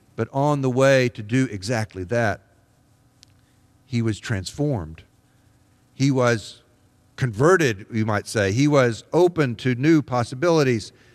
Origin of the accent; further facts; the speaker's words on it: Deep South, United States; now in Columbus, United States; I grew up in the Deep South, in the era of the civil rights movement and the Vietnam War